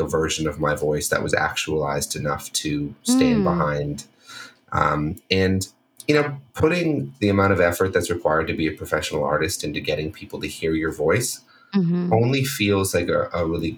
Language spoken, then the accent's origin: English; Toronto, Ontario, Canada; moved away as an adult; also born or lived in Washington, D.C.; now in Los Angeles, United States; I grew up in Toronto